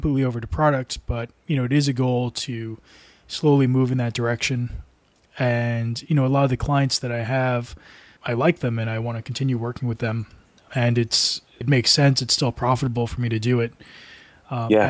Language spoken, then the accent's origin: English; New Jersey, United States; moved away as an adult; also born or lived in Asia / Portland; Originally, I'm from the States and from New Jersey